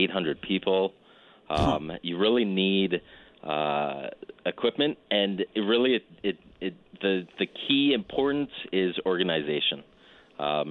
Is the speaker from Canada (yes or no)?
yes; Calgary, Alberta, Canada; moved away; I was born and raised in Calgary